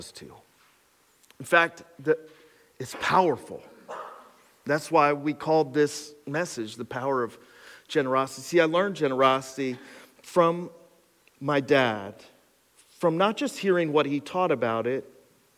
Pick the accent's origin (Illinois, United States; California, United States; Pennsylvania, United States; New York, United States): Pennsylvania, United States; Cressona; I grew up in Cresona